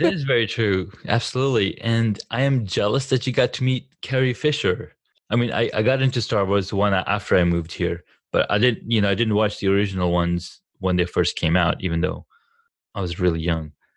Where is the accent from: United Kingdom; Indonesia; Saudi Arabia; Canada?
Saudi Arabia; also born or lived in California; now in United States; growing up in Saudi